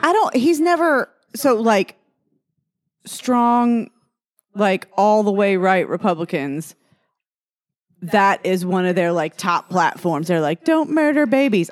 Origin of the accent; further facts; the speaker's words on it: Texas, United States; moved away as an adult; also born or lived in Louisiana; I graduated high school in Texas